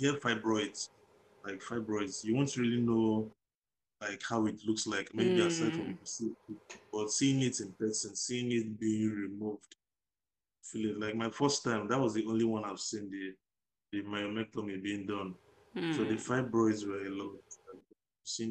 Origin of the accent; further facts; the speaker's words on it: Nigeria; also born or lived in China; now in Ghana; I'm Nigerian